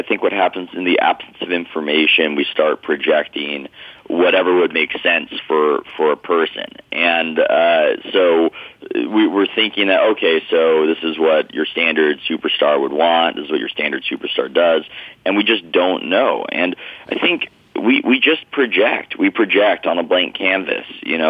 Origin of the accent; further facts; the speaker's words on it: San Diego, California, United States; I grew up in San Diego